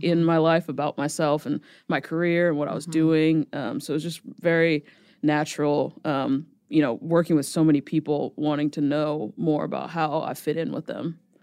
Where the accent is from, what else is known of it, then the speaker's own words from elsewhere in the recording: New Jersey, United States; moved away as an adult; also born or lived in New York; now in Nashville, United States; I'm originally from Jersey